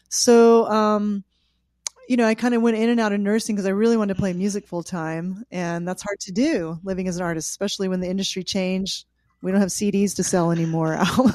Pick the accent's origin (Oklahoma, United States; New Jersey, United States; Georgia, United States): Oklahoma, United States; Osage Nation; moved away as an adult; also born or lived in California; as well as being Irish and French and English and all, and kind of a mutt, you know, from the European backgrounds. But I grew up right here in the Osage Nation where I was born here, where my original people are from, and I'm deeply connected with that lineage.